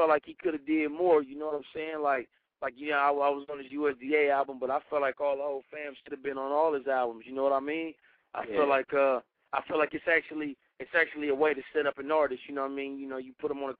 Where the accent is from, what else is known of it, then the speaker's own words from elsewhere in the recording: Carson, California, United States; I'm from the West Coast, man. Carson, California, baby